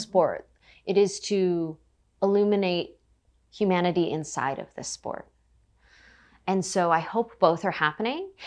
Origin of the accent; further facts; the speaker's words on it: United States; being Japanese American